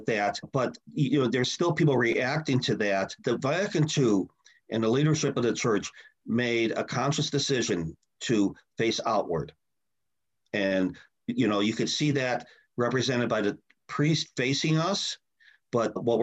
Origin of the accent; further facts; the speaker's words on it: Chicago, Illinois, United States; I grew up in Chicago.